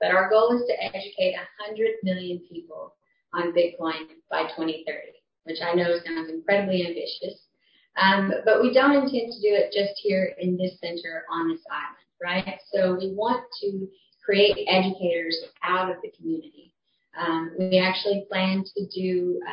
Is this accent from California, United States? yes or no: no; Texas, United States; also born or lived in Oklahoma; now in Roatan, Honduras; Originally from Texas